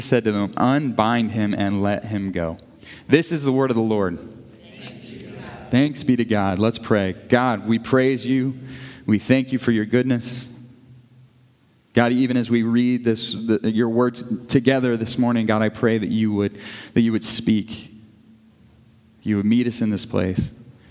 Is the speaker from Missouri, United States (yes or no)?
yes; Kirksville, Missouri, United States; growing up in Kirksville